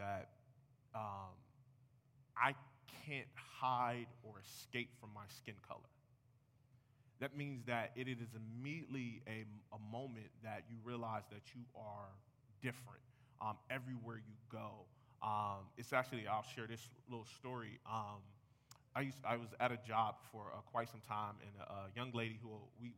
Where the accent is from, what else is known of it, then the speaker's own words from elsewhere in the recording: United States; I'm American.